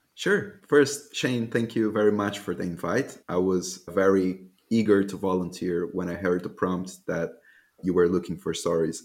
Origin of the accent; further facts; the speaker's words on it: Salvador, Bahia, Brazil; moved away as an adult; also born or lived in Germany; I was born in Salvador, Bahia, Brazil